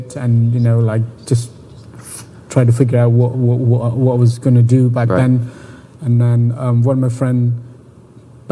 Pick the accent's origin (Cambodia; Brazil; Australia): Cambodia; Siem Reap; English is a second language; moved away; I was born in Siem Reap, in a small village